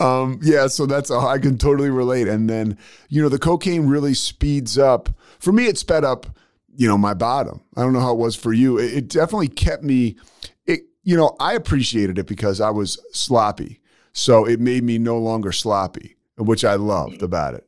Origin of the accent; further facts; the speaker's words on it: Philadelphia, Pennsylvania, United States; I'm from Philadelphia